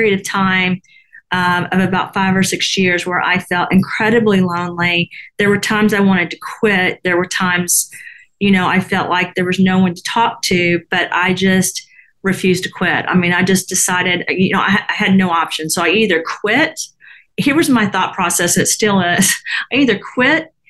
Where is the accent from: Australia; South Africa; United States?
United States; the South; I was from the South